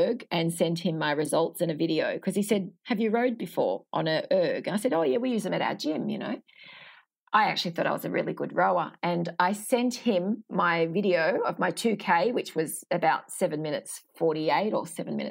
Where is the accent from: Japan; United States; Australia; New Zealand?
Australia; Sydney, New South Wales; I'm from Sydney